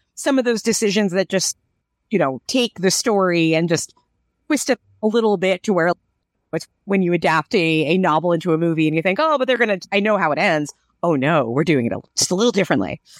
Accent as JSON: {"language": "English", "country": "United States", "said": "I'm an American"}